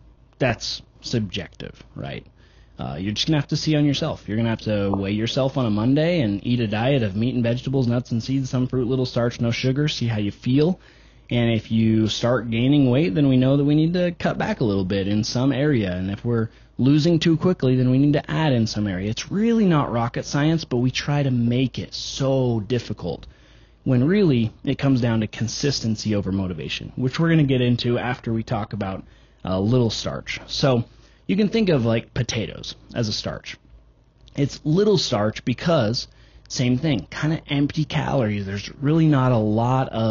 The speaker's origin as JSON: {"language": "English", "country": "United States", "said": "we're American"}